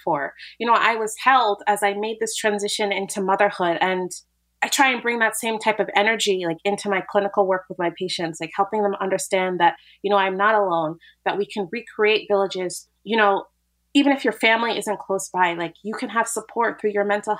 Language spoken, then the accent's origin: English; United States; I'm an American